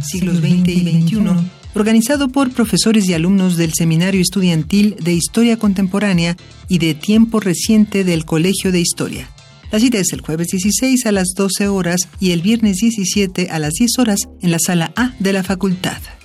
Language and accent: Spanish; Mexico City, Mexico; Yo me crié en Bellas Artes cuando tenía dos meses